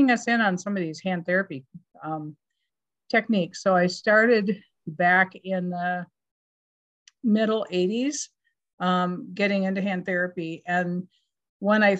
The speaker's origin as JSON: {"language": "English", "town": "Madison", "region": "Wisconsin", "country": "United States", "tie": "born or raised there", "also_born_or_lived": "Minnesota", "accent": "Wisconsin", "moved": "as an adult", "said": "I grew up here in Madison, Wisconsin. So you can hear my Wisconsin accent"}